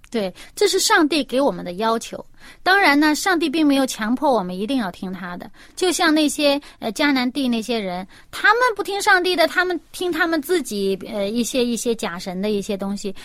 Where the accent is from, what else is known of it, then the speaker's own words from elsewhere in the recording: China; 我们中国人